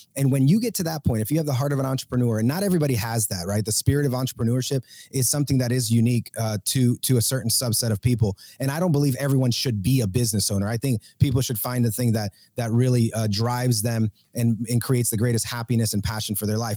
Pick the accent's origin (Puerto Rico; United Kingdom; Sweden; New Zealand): Puerto Rico; moved away; also born or lived in Georgia, United States; I am originally from Puerto Rico